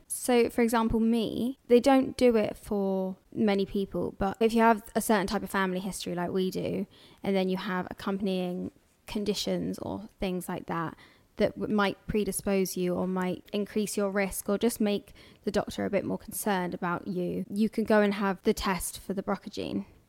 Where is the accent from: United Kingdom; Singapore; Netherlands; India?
United Kingdom; London; I'm from here.